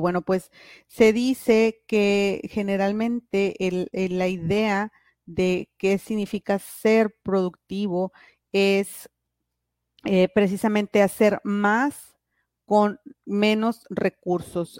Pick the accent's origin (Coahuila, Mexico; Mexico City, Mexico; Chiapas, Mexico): Coahuila, Mexico; Piedras Negras; yo soy aquí de Piedras Negras